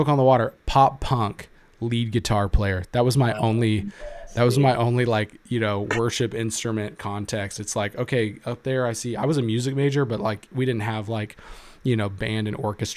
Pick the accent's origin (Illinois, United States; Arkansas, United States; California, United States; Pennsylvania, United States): Arkansas, United States; Conway; moved away as an adult; now in Iowa, United States; Second Baptist Church in Conway, Arkansas, my hometown